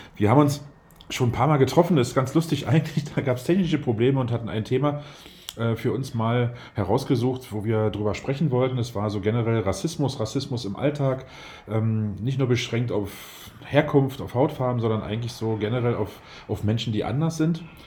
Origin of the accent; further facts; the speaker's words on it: Berlin, Germany; Ich komme aus Berlin